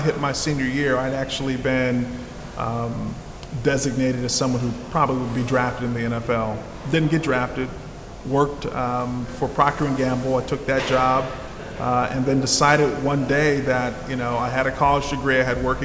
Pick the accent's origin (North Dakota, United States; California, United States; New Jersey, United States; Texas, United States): California, United States; San Jose; I'm originally from San Jose, California, born and raised by my grandparents